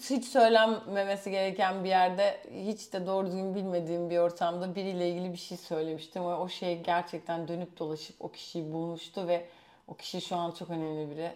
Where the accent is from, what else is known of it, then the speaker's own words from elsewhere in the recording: Istanbul, Turkey; Hemen İstanbul, from İstanbul